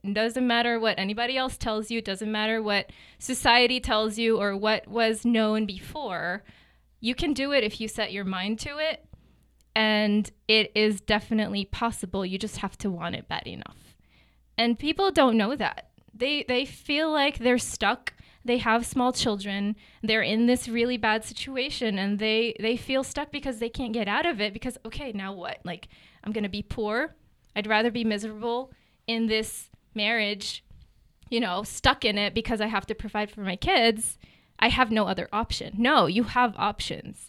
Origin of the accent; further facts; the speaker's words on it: Gaza City, Gaza Strip, Palestine; moved away as an adult; also born or lived in Newark, New Jersey / Memphis, Tennessee / Kansas City; now in Lee's Summit, United States; So I lived in Gaza City for ten years.